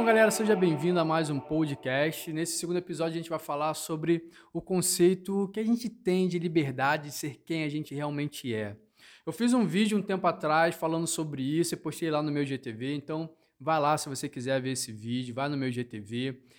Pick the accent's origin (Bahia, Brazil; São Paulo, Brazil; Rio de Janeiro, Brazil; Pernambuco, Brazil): Rio de Janeiro, Brazil; now in Londrina, Brazil; eu sou natural do Rio de Janeiro e vim morar no sul de Londrina